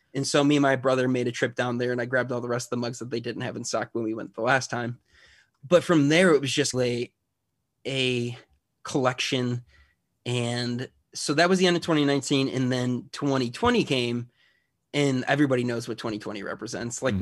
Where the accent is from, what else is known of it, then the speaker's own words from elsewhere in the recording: Chicago, Illinois, United States; I grew up in the Chicagoland area